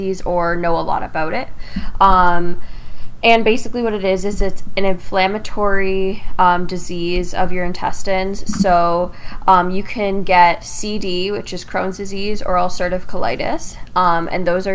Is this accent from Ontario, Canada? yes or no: yes; Windsor, Ontario, Canada; I am from Windsor, Ontario, like you are. I live with my two parents